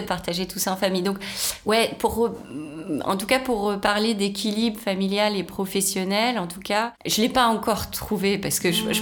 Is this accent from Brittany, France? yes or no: yes; Rennes, Brittany, France; now in Paris, France; suis née à Rennes, j'ai été élevée en province.